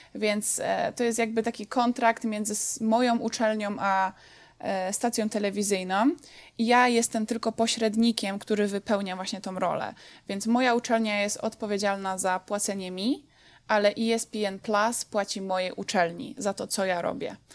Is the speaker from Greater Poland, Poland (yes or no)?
no; Dąbrowa Górnicza, Silesian Voivodeship, Poland; moved away as an adult; also born or lived in Będzin; now in United States; Pochodzę z Będzina, ale tak naprawdę większość e, swojego życia spędziłam w Dąbrowie Górniczej